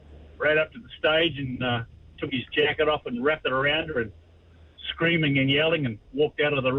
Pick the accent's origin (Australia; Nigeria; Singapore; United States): Australia; Sydney, New South Wales; moved away as an adult; now in New Zealand; I'm from Sydney, basically. I've been here 10 months.